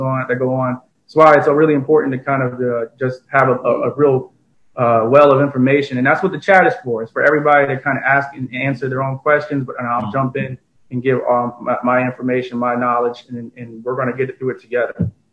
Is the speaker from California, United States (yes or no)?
no; East Orange, New Jersey, United States; moved away as an adult; also born or lived in Newark, New Jersey / Plainfield, New Jersey; now in Washington DC, United States; I'm from Newark, New Jersey, raised in East Orange for much of my life, and then I moved out to the Plainfield area where I spent my teenage years